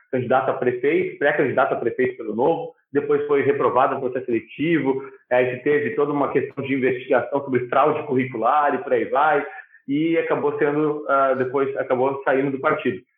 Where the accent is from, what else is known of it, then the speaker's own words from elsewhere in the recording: Porto Alegre, Rio Grande do Sul, Brazil; also born or lived in Nova Bassano; Sou de Nova Bassano, mas eu morei a, a vida inteira praticamente em Porto Alegre